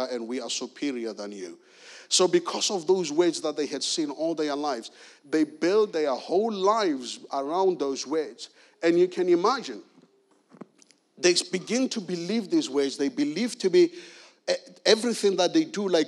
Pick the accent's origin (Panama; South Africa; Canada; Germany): South Africa; now in Guildford, United Kingdom; I'm originally from South Africa, born and raised in South Africa.